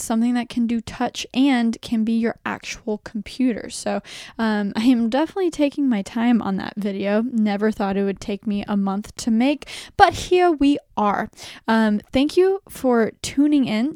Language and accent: English; Texas, United States; I'm from Texas